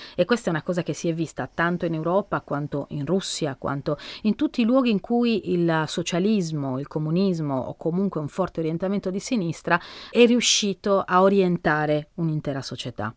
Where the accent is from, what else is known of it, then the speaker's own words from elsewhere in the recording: Sardinia, Italy; sono sarda